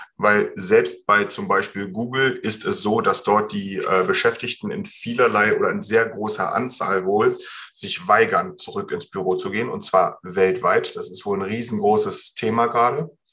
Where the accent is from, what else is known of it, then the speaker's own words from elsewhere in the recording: Germany; hier bei uns in Deutschland